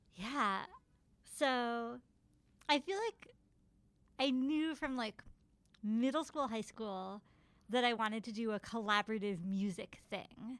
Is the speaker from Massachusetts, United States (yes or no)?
no; Ithaca, New York, United States; I grew up in Ithaca, so I would always go see musicals at the Hanger Theater